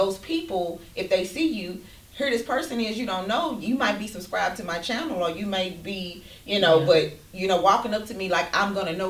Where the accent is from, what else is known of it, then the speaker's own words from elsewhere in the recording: Fort Worth, Texas, United States; We are from Eastwood.